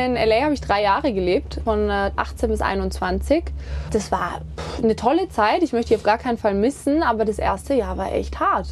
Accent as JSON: {"language": "German", "town": "Kitzbühel", "region": "Tyrol", "country": "Austria", "tie": "born or raised there", "also_born_or_lived": "St. Johann in Tirol", "moved": "as an adult", "lives_now": "Germany", "said": "Gerade Kitzbühel, da bin ich groß geworden. Ich bin hier zur Schule gegangen in St. Johann, bin hier aufgewachsen"}